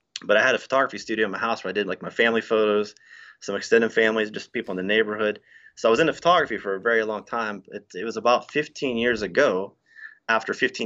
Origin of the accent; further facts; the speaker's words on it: Waynesburg, Pennsylvania, United States; Pennsylvania. So Waynesburg is about an hour south of Pittsburgh